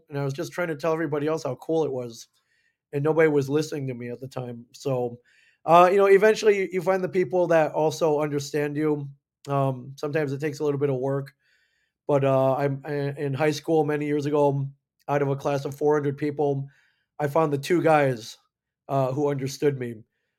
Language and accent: English; Michigan, United States; also born or lived in Indiana; So, but I grew up mainly in the Midwest, Michigan, Indiana, and ended up going to school, University of Michigan in Ann Arbor.